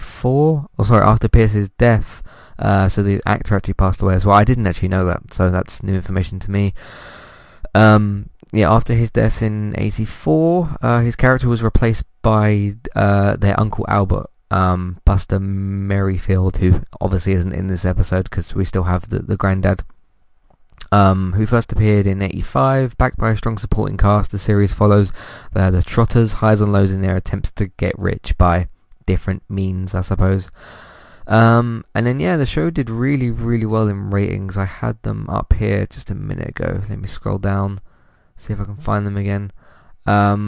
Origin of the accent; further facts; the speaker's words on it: United Kingdom; me being British